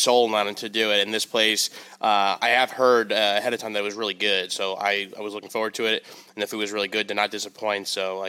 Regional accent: New York, United States; now in Los Angeles, United States; As a New Yorker, and I'm in LA.

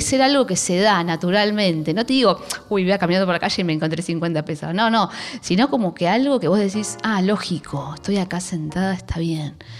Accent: Aldo Bonzi, La Matanza, Buenos Aires Province, Argentina; yo soy de Aedo, de La Matanza

